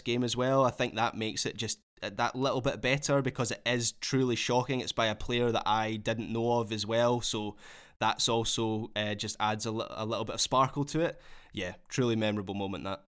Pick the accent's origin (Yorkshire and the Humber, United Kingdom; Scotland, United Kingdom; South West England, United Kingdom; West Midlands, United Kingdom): Scotland, United Kingdom; as a Scot